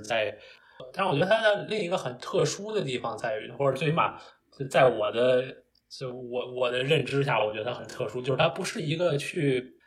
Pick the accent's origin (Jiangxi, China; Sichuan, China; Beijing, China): Beijing, China; moved away as an adult; now in United States; 我本身是北京人，然后 当然我这个四，五年前就到美国来读书